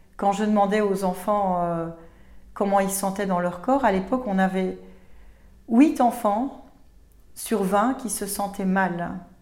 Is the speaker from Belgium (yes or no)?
yes; Belgium; chez nous en Belgique